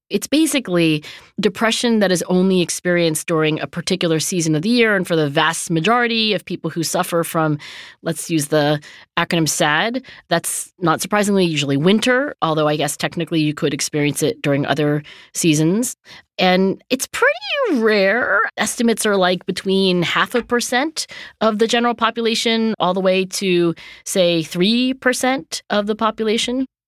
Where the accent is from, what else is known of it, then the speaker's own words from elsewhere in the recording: United States; being American